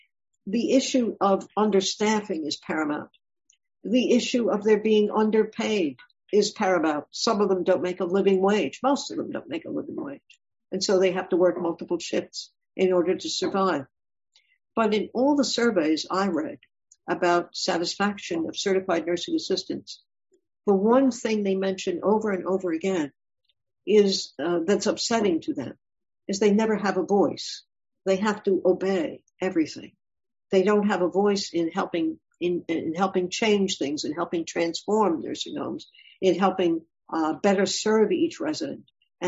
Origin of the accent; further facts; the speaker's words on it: Ashanti, Ghana; moved away; I'm from Ghana. And in Ghana, did you come from a big city, from Accra, or a big city, or from a little town? I came from a village. I'm Ashanti.